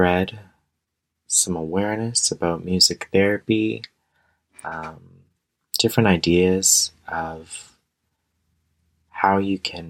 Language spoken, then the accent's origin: English; Canada; I'm also Canadian